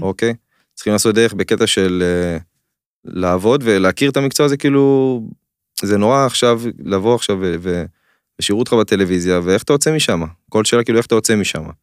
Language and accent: Hebrew; Israel